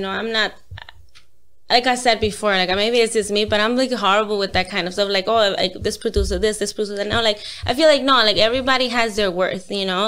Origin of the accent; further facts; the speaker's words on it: New York, United States; I'm from New York